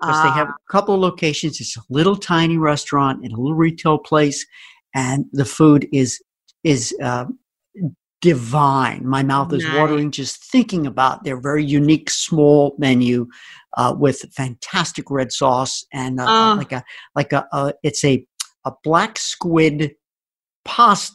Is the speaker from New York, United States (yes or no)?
yes; Long Island, New York, United States; I was born and raised on Long Island and lived there for most of my life.